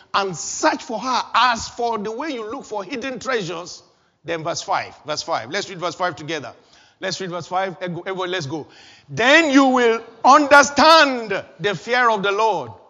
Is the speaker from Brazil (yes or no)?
no; Nigeria; moved away as an adult; also born or lived in Kaduna; back in my home country, Nigeria